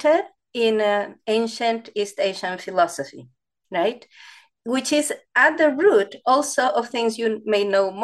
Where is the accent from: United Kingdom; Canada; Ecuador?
Ecuador; English is a second language; moved away as an adult; now in United States; I actually studied architecture in Ecuador, where I'm from, in South America